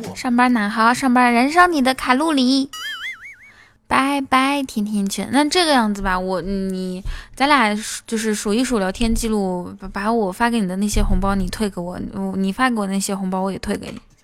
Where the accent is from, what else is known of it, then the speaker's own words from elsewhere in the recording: Inner Mongolia, China; 我内蒙古人